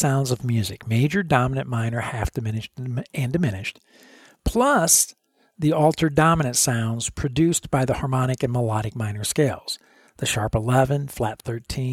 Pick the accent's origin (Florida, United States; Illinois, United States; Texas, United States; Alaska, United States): Illinois, United States; Chicago; now in Dallas, United States; I grew up in Illinois, up around Chicago